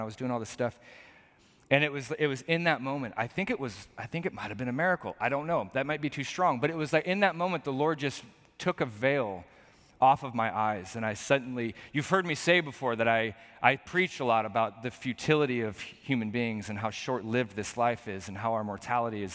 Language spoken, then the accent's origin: English; Portland, Oregon, United States; I was born and raised right here in Portland, Oregon